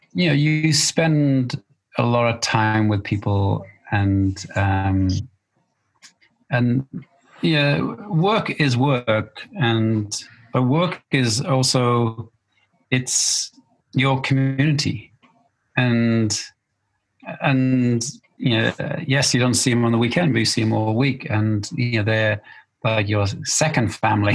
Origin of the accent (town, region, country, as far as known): Wales, United Kingdom